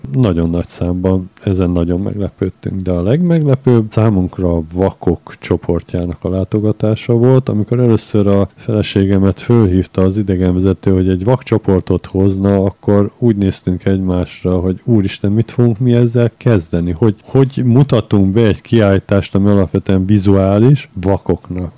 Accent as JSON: {"language": "Hungarian", "region": "Budapest", "country": "Hungary", "tie": "born or raised there", "also_born_or_lived": "Budakalász / Szentendre", "moved": "yes", "said": "Mi alapvetően Budapesten születtünk, aztán a vállalkozásunk Budakalászhoz kötött minket"}